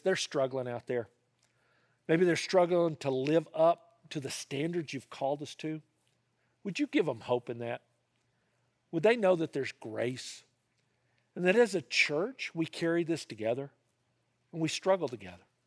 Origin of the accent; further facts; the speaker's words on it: the South, United States; I grew up in the South